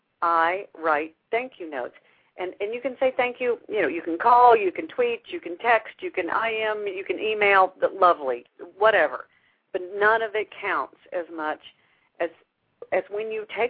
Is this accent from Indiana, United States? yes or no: no; Houston, Texas, United States; This is my hometown.